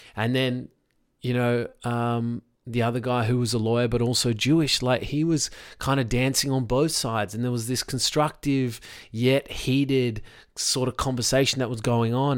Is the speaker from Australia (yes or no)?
yes; Sydney, New South Wales, Australia; I'm in Sydney, Australia. I grew up basically on the North Shore.